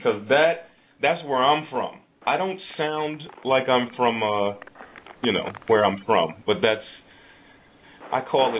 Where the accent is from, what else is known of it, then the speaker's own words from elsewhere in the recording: East Orange, New Jersey, United States; I grew up in East Orange.